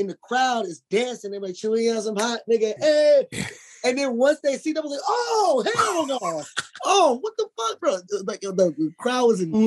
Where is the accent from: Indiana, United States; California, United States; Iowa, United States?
California, United States; Los Angeles; also born or lived in Dallas, Texas / Inglewood / Compton; I moved here when I was 5. So I'm really from